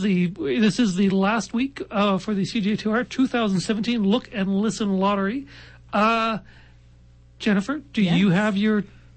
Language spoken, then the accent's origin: English; Halifax, Nova Scotia, Canada; now in Regina, Canada; I'm from Halifax.